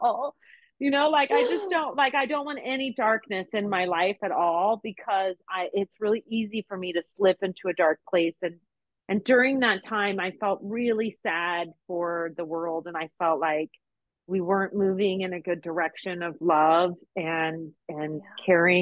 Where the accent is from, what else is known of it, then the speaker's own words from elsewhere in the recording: Las Vegas, Nevada, United States; moved away as an adult; also born or lived in Texas; I'm from Las Vegas